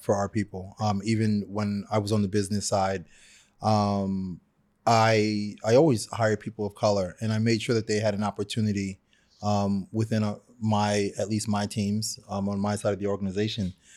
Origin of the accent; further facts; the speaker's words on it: New York City, New York, United States; I'm a kid from Brooklyn